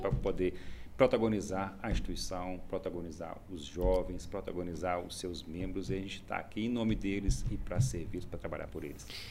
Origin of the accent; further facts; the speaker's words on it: Santa Maria do Suaçuí, Minas Gerais, Brazil; now in Belo Horizonte, Brazil; eu já estou fora da minha já há 25 anos, sou de Santa Maria do Suaçuí